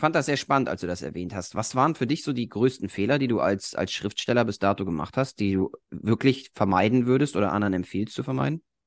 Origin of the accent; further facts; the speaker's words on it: Germany; bei uns in Deutschland